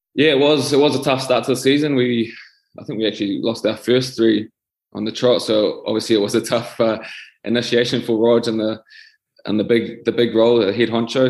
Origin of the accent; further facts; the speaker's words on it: New Zealand; moved away as an adult; now in France; growing up in New Zealand